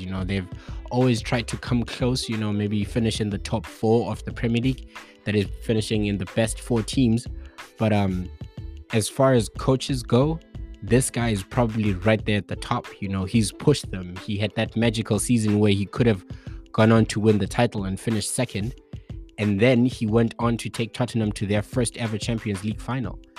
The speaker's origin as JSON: {"language": "English", "region": "Bulawayo", "country": "Zimbabwe", "said": "I hail from Bulawayo"}